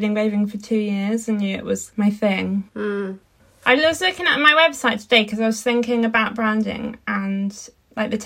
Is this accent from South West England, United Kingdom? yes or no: yes; Dartmoor, South West England, United Kingdom; I grew up on Dartmoor and in like rural landscapes of Britain